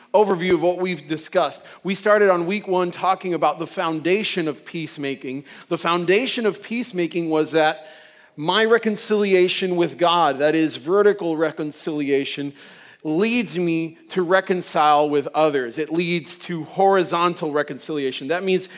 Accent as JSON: {"language": "English", "country": "Puerto Rico", "said": "I'm from Puerto Rico, and you know, mostly Puerto Rico is Catholic"}